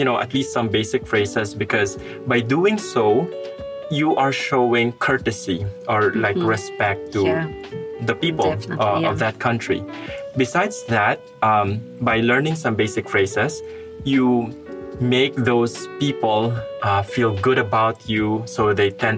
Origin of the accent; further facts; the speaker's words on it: Philippines; moved away as an adult; now in Russia; I am not from Malaysia. I'm going back to the Philippines.